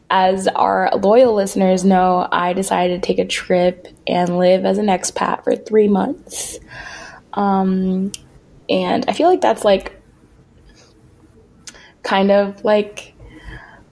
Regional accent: East Coast, United States; now in Netherlands; we're both from the East Coast

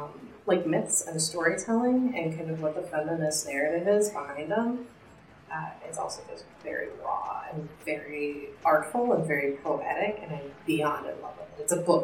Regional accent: Wadsworth, Ohio, United States; I grew up in Wandsworth, Ohio. It's an exurb outside of Akron.

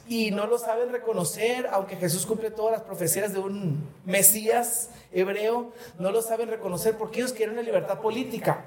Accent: Mexico; los mexicanos

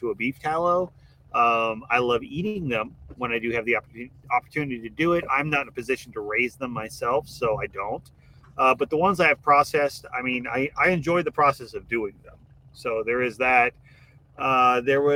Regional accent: Midwest, United States; now in Southeast Texas, United States; I grew up in the Midwest

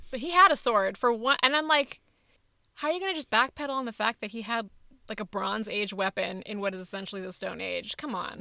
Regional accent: California, United States; I'm Indian and from California

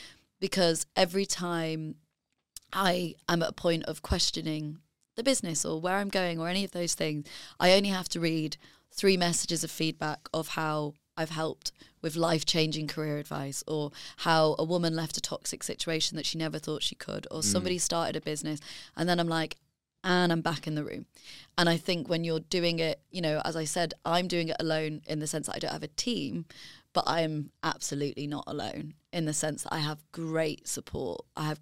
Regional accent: Leeds, Yorkshire and the Humber, United Kingdom; because I'm from Leeds and my family are from finance and I had no contacts given to me.

